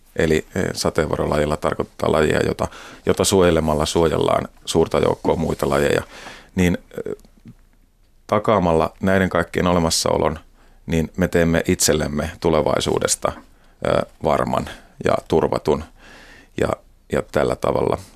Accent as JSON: {"language": "Finnish", "town": "Hämeenlinna", "region": "Kanta-Häme", "country": "Finland", "tie": "born or raised there", "said": "mä oon Hämeenlinnasta ja siellä sitten fillaroin kavereiden kanssa ja kiikaroin maisemaa"}